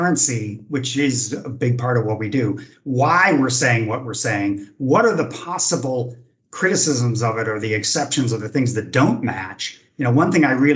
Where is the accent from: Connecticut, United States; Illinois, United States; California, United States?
California, United States; moved away as an adult; now in Germany; I, as an American from California who had lived through the 70s